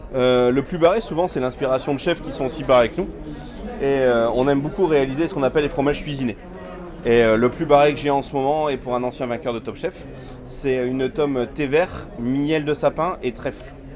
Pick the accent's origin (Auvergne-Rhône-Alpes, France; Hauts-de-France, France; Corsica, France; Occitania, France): Hauts-de-France, France; Saint-Omer; je viens de Saint-Omer, une petite ville de 15 000 habitants entre Calais et Boulogne-sur-Mer dans le 62.